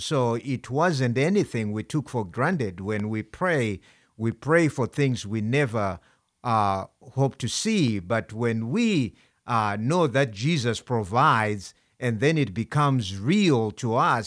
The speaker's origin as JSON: {"language": "English", "country": "Zimbabwe", "moved": "yes", "lives_now": "United States", "said": "I'm from Zimbabwe"}